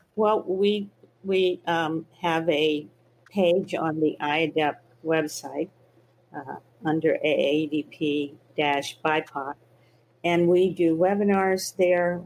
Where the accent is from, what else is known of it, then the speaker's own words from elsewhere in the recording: the South, United States; I grew up in the South, in the Jim Crow South